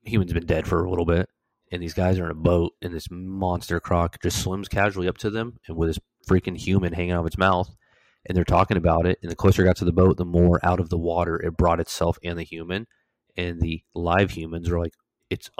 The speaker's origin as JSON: {"language": "English", "region": "Florida", "country": "United States", "tie": "born or raised there", "moved": "as an adult", "said": "I'm from Florida"}